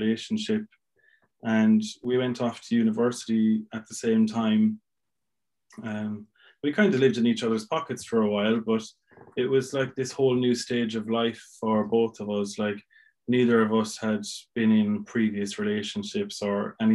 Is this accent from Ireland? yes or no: yes; Milltown, Ireland; accent: Irish; moved away as an adult; also born or lived in Limerick; now in Essex, United Kingdom; I moved back to Milltown, back to my hometown